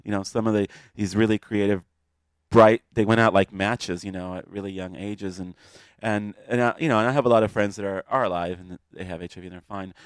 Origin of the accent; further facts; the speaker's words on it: California, United States; accent: California; also born or lived in Cuba / Miami; I grew up in California, basically. That's why I had the California fag accent.